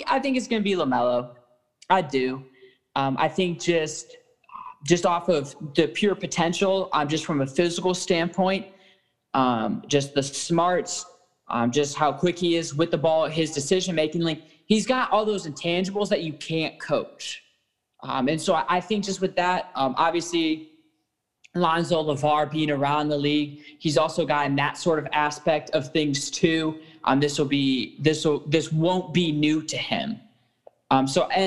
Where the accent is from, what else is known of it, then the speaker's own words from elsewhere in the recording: Cleveland, Ohio, United States; We're all from Cleveland